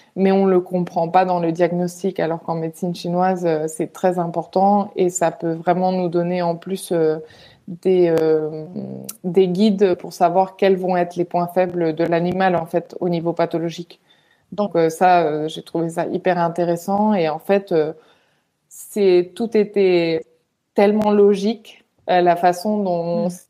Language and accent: French; Majorca, Balearic Islands, Spain; moved away as an adult; also born or lived in Valencia; je suis espagnole euh, d'origine et du coup euh, euh, j'habitais en Espagne à l'époque. j'ai habité très longtemps en fait à Majorque et après j'ai déménagé à Valence quand j'avais 14 ans.